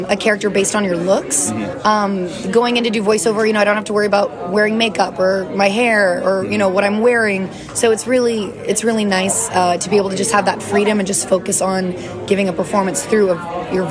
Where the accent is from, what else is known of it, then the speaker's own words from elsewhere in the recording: Louisiana, United States; moved away; I'm from Louisiana originally, so music's always been a huge part of my life and my culture and my upbringing.